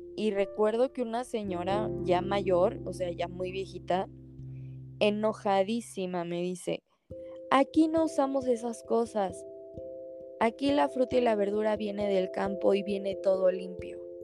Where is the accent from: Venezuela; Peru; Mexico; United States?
Mexico; como mexicanos o como latinos